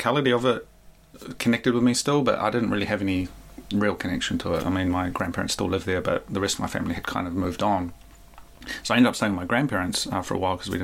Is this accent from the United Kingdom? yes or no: no; Hawke's Bay, New Zealand; moved away as an adult; also born or lived in Tokyo, Japan; staying in Hawke's Bay and kind of wandering my old homes, the place I called home